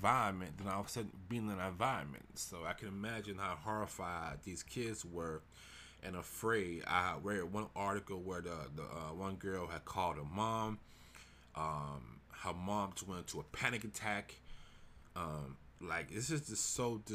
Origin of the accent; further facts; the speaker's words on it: Houston, Texas, United States; which is in Houston. It's my hometown.